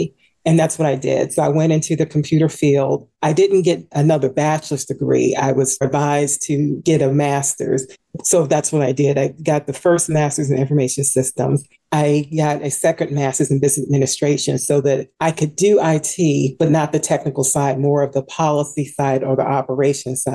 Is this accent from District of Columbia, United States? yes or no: yes; Washington, District of Columbia, United States; In the Washington, D.C. area. Born and raised here